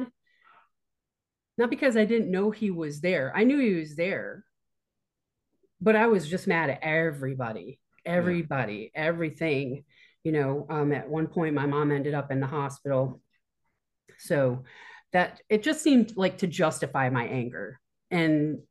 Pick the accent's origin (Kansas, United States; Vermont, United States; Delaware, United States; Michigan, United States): Vermont, United States; Bennington; moved away as an adult; I grew up in Bennington, Vermont.